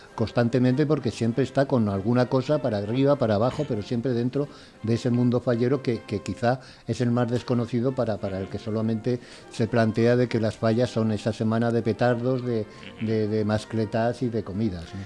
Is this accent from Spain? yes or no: yes; Valencia, Valencian Community, Spain; sí soy valenciano también y nacido además en, en la capital